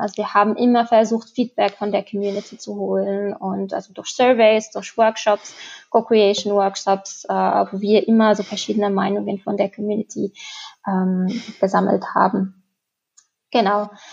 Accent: Tunisia; now in Germany; also ich komme selber aus Tunesien

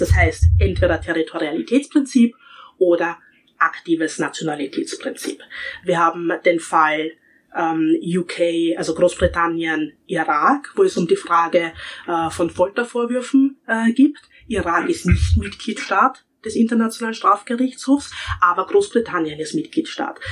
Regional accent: Austria; ich als Österreicher

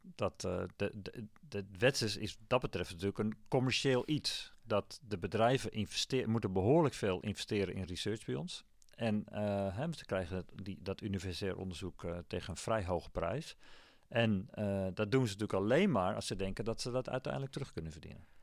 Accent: Amsterdam, North Holland, Netherlands; moved away as an adult; also born or lived in Wageningen; als Amsterdammer

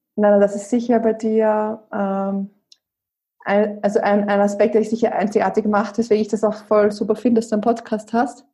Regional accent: Austria; moved away; ich bin ursprünglich aus Österreich, wie man ja auch hört

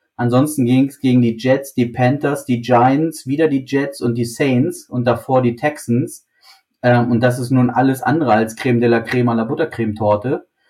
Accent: Germany; für uns als, als, als Deutsche, als, als Mitteleuropäer

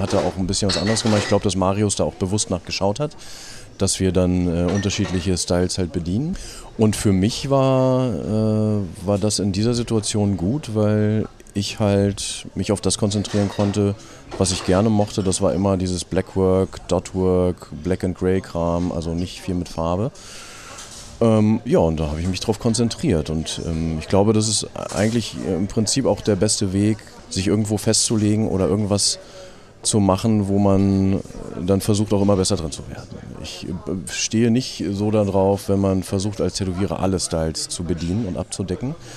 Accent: Braunschweig, Lower Saxony, Germany; ich äh, komme aus Braunschweig

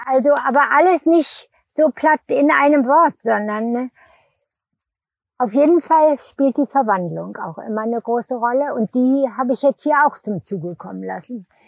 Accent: Lüneburg Heath, Lower Saxony, Germany; bin ich auf dem Bauernhof, wo die Eltern hingeflüchtet sind, groß geworden in der Lüneburger Heide

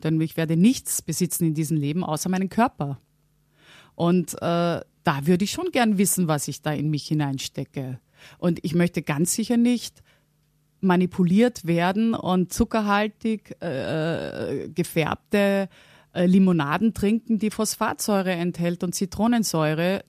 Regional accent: Vienna, Austria; also born or lived in Halle (Westfalen), Germany; bin dann nach einer Woche mit meiner Mutter mit, wieder nach Wien gegangen und bin dort aufgewachsen

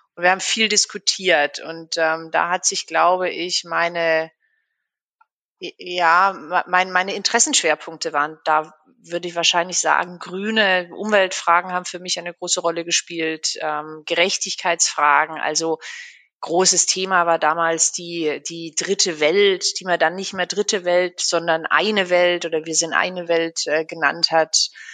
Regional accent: Black Forest, Baden-Württemberg, Germany; moved away as an adult; also born or lived in Freiburg; now in Berlin, Germany; Und bin eigentlich gebürtige Schwarzwälderin.

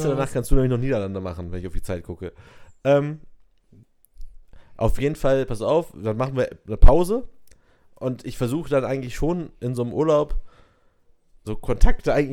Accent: Essen, North Rhine-Westphalia, Germany; now in Cologne, Germany; Ja, wohnen in Köln, kommen eigentlich aus Essen.

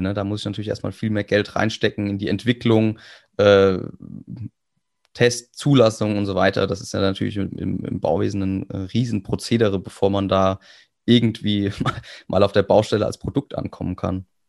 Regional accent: Kaiserslautern, Rhineland-Palatinate, Germany; ich komme aus Kaiserslautern

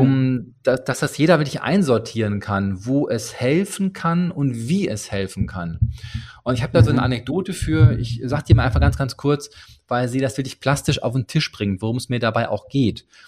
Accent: Ruhr area, North Rhine-Westphalia, Germany; Ich komme aus dem Ruhrgebiet

